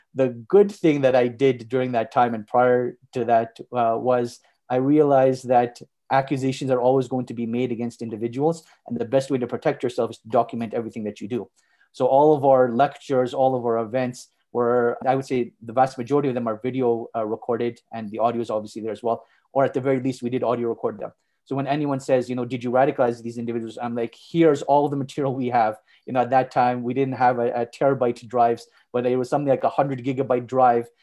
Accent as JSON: {"language": "English", "town": "Montreal", "region": "Quebec", "country": "Canada", "tie": "born or raised there", "also_born_or_lived": "Saudi Arabia", "moved": "as an adult", "lives_now": "Calgary, Canada", "said": "I was born and raised in Montreal, and I spent the vast majority of my life there."}